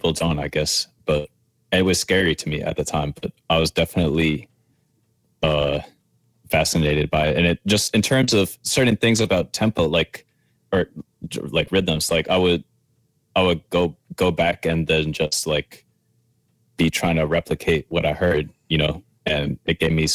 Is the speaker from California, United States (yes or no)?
no; New Orleans, Louisiana, United States; moved away as an adult; now in New York, United States; growing up in New Orleans, I went to New Orleans Center for Creative Arts